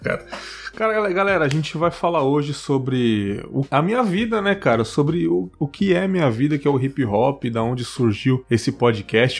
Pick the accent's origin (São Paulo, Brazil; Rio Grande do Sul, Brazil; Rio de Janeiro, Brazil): São Paulo, Brazil; also born or lived in São Miguel Paulista, São Paulo; eu nasci em São Miguel, mas eu fui pro Cangaíba